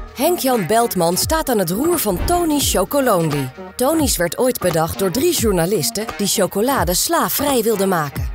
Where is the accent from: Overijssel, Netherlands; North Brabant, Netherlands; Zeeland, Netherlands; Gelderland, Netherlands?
Overijssel, Netherlands; Zwolle; als Zwollenaar, ik woon zelf ook in Zwolle